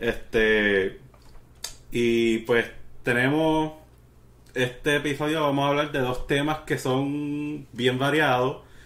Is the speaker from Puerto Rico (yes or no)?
yes; Bayamón, Puerto Rico; now in Texas, United States; somos de Puerto Rico nacidos y criados